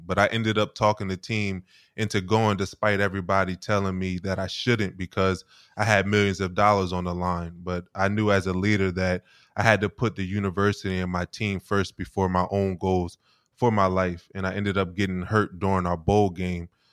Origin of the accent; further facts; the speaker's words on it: Wilmington, Delaware, United States; I grew up in Wilmington, Delaware